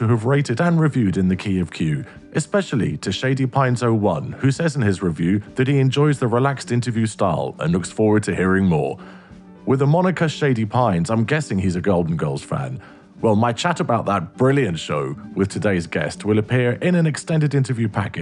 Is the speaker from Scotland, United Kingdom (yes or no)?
no; London, United Kingdom; I'm a Londoner, so I've grown up in a big city